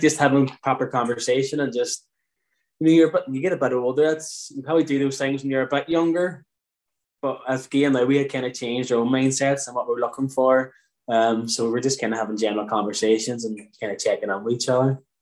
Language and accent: English; Derry, Northern Ireland, United Kingdom; moved away as an adult; now in Muff, Ireland; we're actually from Derry, both of us, uh, born and raised